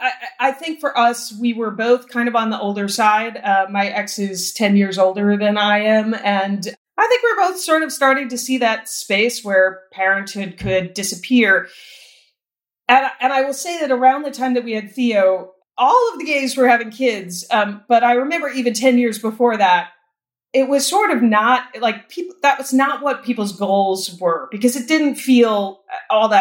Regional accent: New York, United States; moved away as an adult; now in Los Angeles, United States; I'm a New Yorker who lives in LA because that's where the work is.

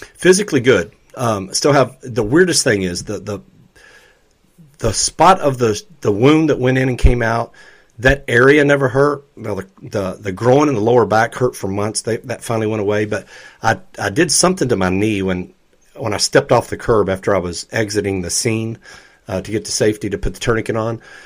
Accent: Louisville, Kentucky, United States; born or raised there

